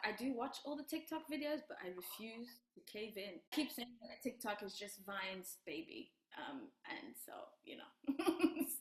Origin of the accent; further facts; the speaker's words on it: Rwanda; I'm from Rwanda